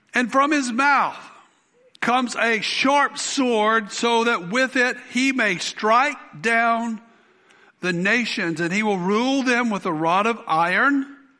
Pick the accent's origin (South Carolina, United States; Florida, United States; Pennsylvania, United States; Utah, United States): South Carolina, United States; I went out for the high school football team where I grew up in South Carolina